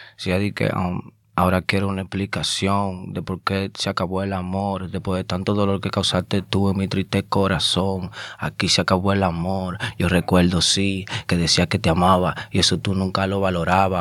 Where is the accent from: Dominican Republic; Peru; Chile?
Dominican Republic; Azua; moved away as an adult; also born or lived in Santo Domingo / Bronx, New York; now in New York, United States; yo nací en Santo Domingo, pero me crié en un campo llamado Asua